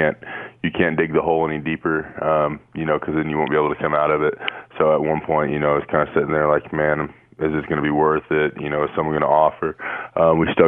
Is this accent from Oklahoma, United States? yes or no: yes; Hominy, Oklahoma, United States; also born or lived in Tulsa, Oklahoma; Growing up in Hominy is just a small town